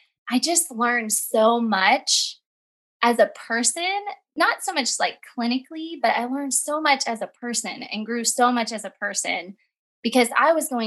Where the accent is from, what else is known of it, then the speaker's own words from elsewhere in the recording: Southern Illinois, United States; moved away as an adult; now in Wake Forest, North Carolina, United States; I'm originally from Southern Illinois